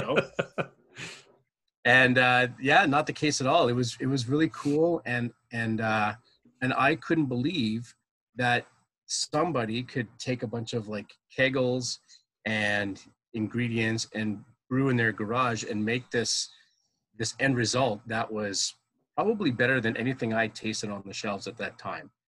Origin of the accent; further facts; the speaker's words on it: Ottawa, Ontario, Canada; also born or lived in Orleans, Ontario; born and raised in Ottawa, living in Orleans pretty much all my life.